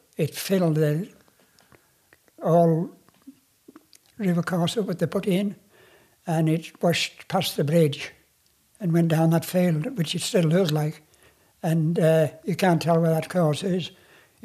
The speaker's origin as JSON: {"language": "English", "area": "Wasdale", "region": "North West England", "country": "United Kingdom", "tie": "born or raised there", "said": "I was brought up in Wasled"}